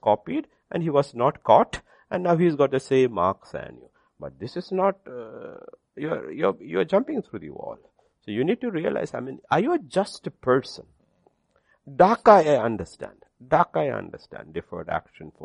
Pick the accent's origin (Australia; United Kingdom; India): India; my citizenship is India